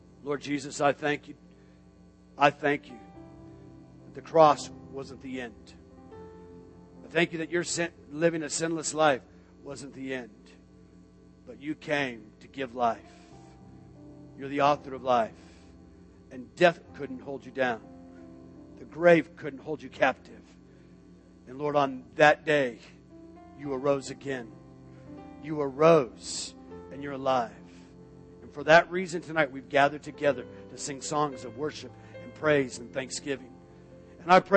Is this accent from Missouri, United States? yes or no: no; Tucson, Arizona, United States; now in Florida, United States; I grew up in Arizona, Tucson, Arizona